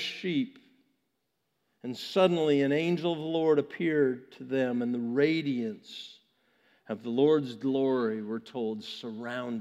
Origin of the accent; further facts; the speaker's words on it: Vancouver, British Columbia, Canada; now in United States; when the Olympics were in my hometown in 2010